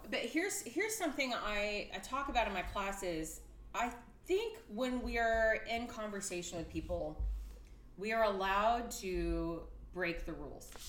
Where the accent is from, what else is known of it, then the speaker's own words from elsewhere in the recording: Texas, United States; I am from Texas.